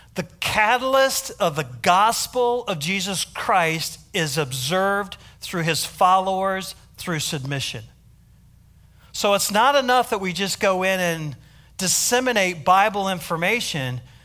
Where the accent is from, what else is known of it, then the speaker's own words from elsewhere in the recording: United States; accent: American; now in South Africa; my American accent